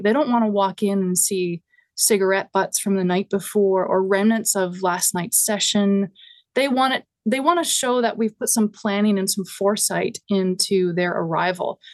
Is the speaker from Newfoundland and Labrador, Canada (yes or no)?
yes; Grand Falls-Windsor, Newfoundland and Labrador, Canada; now in Hamilton, Canada; my hometown started an annual festival called the Salmon Festival. And they would get acts, like, the first one had the …. And it was, like, highly regarded. I think the … did a couple there. And, and it makes no sense for a small town, Newfoundland